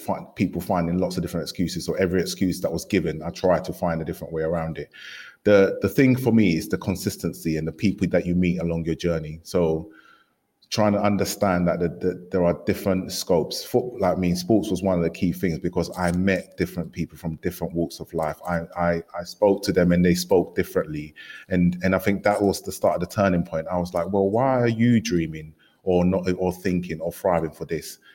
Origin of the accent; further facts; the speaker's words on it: London, United Kingdom; coming to London and growing up in East London